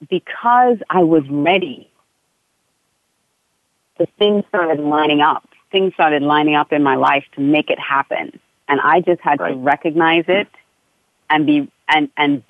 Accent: Australia; also born or lived in Trinidad; now in South Florida, United States; my family moved to Australia when I was about almost 5 years old.

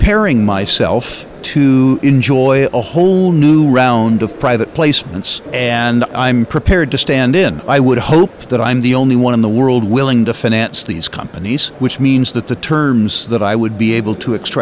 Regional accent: United States; as an American

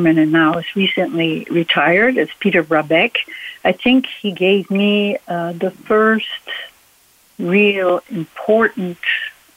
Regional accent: Switzerland; moved away as an adult; also born or lived in Geneva, Switzerland / Spain / Italy / Germany; now in Las Vegas, United States; I'm an American and Swiss, and I grew up in Switzerland

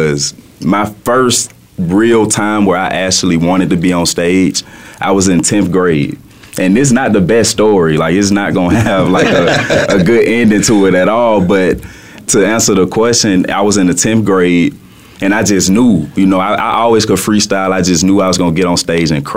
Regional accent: Birmingham, Alabama, United States; accent: Southern drawl; now in Phoenix, United States; I'm from Birmingham, Alabama originally, so I always have had that Southern style in me, you know, and when you hear the music, you hear me speaking right now, you can hear the Southern draw

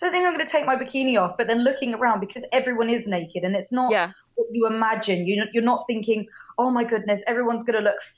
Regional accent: United Kingdom; we are both British

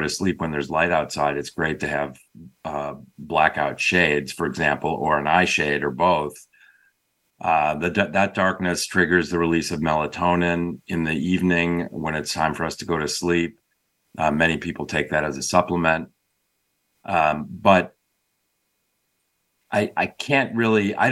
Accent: Chicago, Illinois, United States; now in Bay Area, California, United States; I grew up outside of Chicago

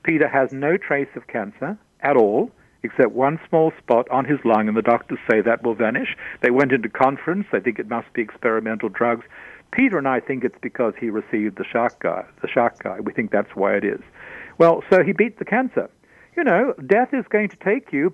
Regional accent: Australia; I'm Australian.

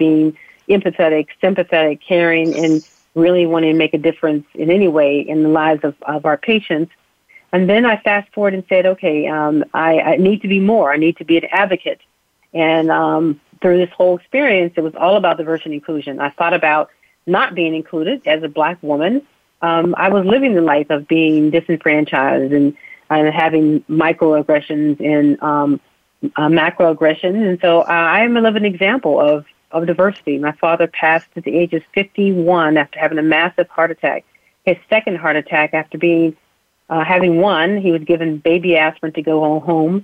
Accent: Uniontown, Pennsylvania, United States; I was born right outside of Uniontown, Pennsylvania, to two wonderful parents, living in poverty. My father was a coal miner

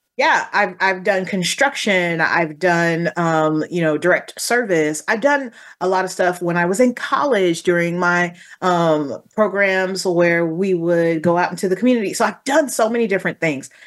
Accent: Texas, United States; I come from Texas

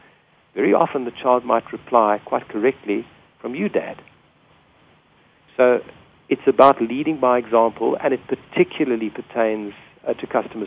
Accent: South Africa; which we call a petrol station in South Africa.

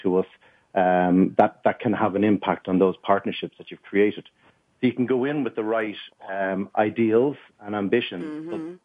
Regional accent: Ireland; being on a small rock in the middle of the Atlantic Ocean

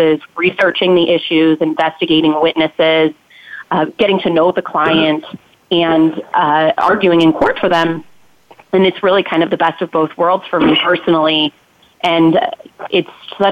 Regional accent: Illinois, United States; also born or lived in St. Louis; I am from Illinois.

